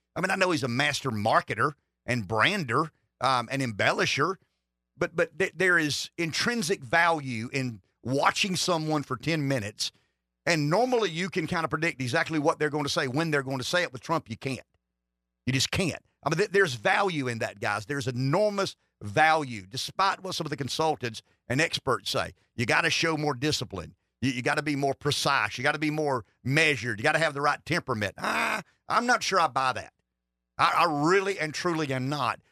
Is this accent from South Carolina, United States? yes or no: yes; South Carolina, United States; I'm from South Carolina.